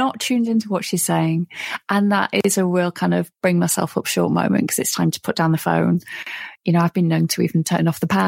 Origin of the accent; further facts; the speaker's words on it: United Kingdom; I'm British, you know, our whole culture is based on